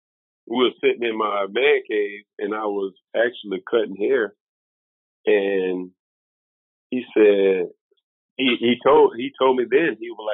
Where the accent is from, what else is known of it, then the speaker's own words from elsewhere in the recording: the South, United States; also born or lived in South Carolina; now in Memphis, United States; I was raised in the South.